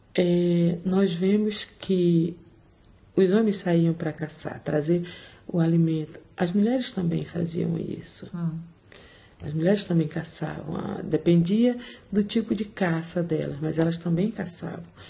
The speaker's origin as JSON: {"language": "Portuguese", "town": "Salvador", "region": "Bahia", "country": "Brazil", "also_born_or_lived": "Portugal", "moved": "as an adult", "lives_now": "London, United Kingdom", "said": "sou de Salvador. Vivo aqui em Londres há 18 anos."}